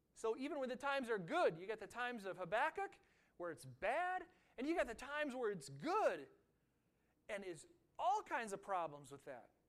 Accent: United States; being an American

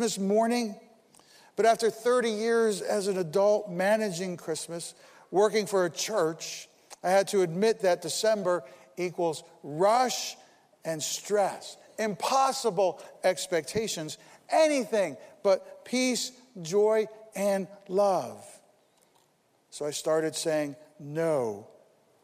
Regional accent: Paterson, New Jersey, United States; I was born in Paterson, New Jersey

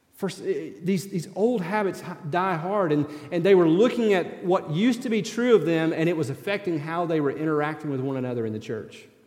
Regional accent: East Tennessee, United States; moved away; also born or lived in Kentucky; I grew up in East Tennessee

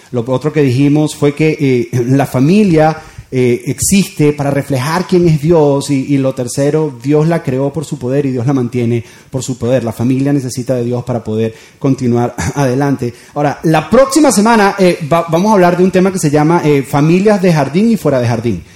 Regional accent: Venezuela; moved away as an adult; now in Doral, United States; yo me crié en Venezuela y mis hijos se están criando acá

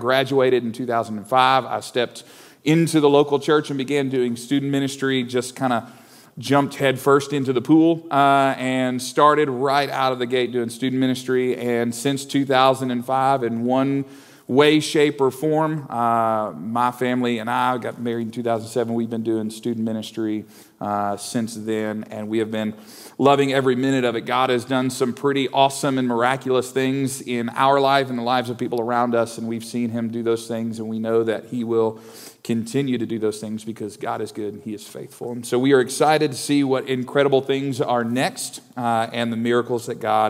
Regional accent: Owensboro, Kentucky, United States; I grew up in Owensboro, Kentucky, so just to the west of here, down the river a little ways

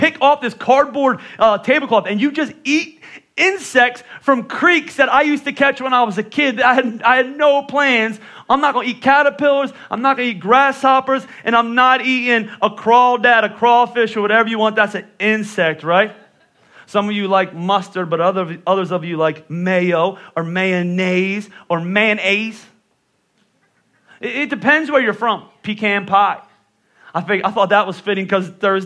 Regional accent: Northeast, United States; also born or lived in Texas; I'm from the Northeast

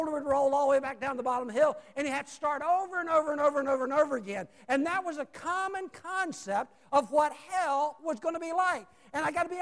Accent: Roanoke, Virginia, United States; also born or lived in Salem, Virginia; I came from Roanoke, Virginia, Salem, Virginia, down to Chesterfield

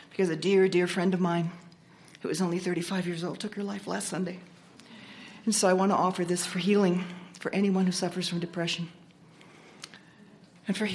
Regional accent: Iowa, United States; moved away; I brought this water back from my hometown in Iowa, um, the heartland of the country

